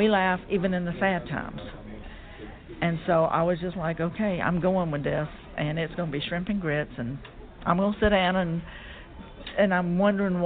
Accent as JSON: {"language": "English", "town": "Charleston", "region": "South Carolina", "country": "United States", "tie": "born or raised there", "said": "I grew up in Charleston"}